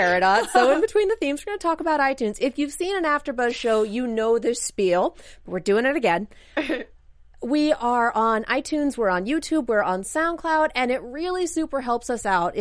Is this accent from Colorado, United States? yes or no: yes; Colorado, United States; I'm from Colorado.